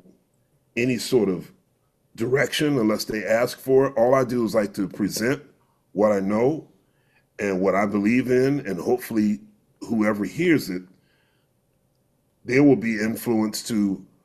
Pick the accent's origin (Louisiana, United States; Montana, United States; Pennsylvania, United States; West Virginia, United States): Pennsylvania, United States; Philadelphia; growing up in Philadelphia, it's such a great city